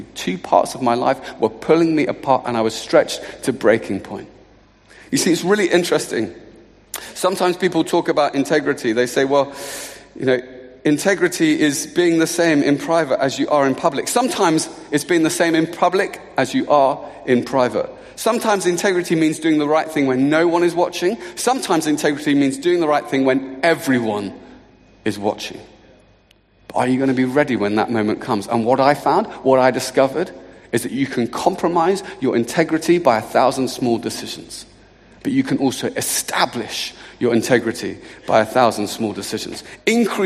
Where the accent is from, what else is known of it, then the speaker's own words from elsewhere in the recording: Luton, East of England, United Kingdom; I'm from Luton.